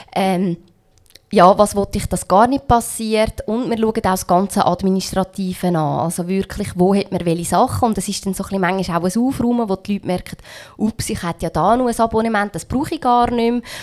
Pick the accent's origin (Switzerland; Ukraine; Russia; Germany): Switzerland; ich bin in der Schweiz aufgewachsen